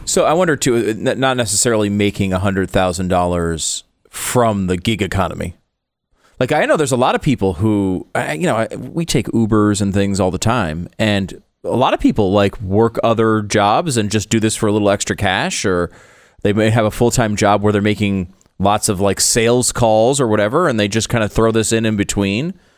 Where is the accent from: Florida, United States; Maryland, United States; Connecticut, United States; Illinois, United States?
Connecticut, United States; moved away; I grew up in Connecticut